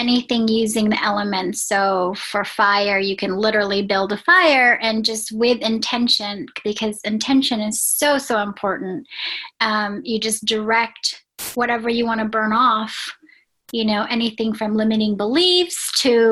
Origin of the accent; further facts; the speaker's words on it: Philippines; my heritage is, I was born in the Philippines